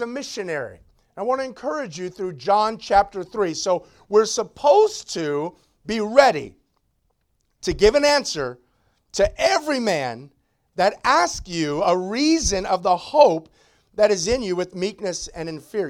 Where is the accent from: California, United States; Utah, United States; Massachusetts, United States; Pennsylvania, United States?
California, United States; Long Beach; the church I grew up is in Long Beach